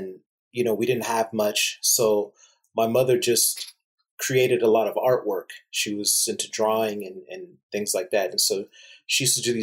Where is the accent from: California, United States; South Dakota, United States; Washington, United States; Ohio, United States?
California, United States; Torrance; I was born here in California